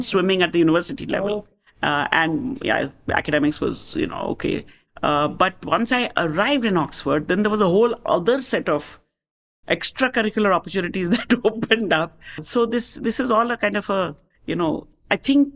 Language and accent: English; India; moved away as an adult; also born or lived in Chicago, United States; as Indian living in America